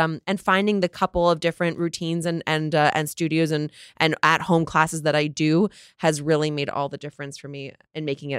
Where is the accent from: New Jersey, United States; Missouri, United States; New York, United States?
New Jersey, United States; Oh, I grew up in New Jersey.